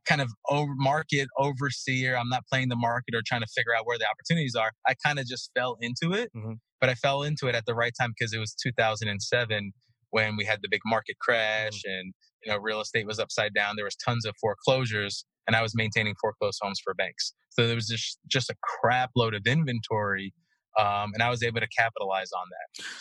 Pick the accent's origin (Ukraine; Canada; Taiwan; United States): United States; New York City, New York; now in Florida, United States; Growing up in Brooklyn